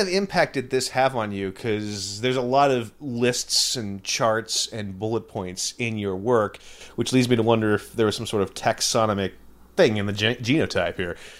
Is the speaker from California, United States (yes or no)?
yes; Santa Clara, California, United States; now in Brooklyn, United States; I was born in Santa Clara